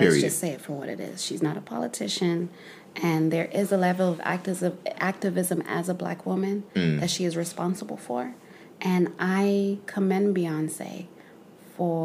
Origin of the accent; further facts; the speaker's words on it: Zimbabwe; now in United States; someone like me, who was born and raised in Zimbabwe